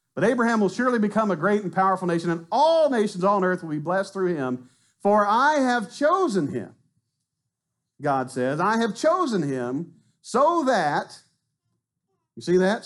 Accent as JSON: {"language": "English", "region": "Arkansas", "country": "United States", "moved": "yes", "lives_now": "Mont Belvieu, United States", "said": "I'm from Arkansas. You know, I'd have probably stayed there"}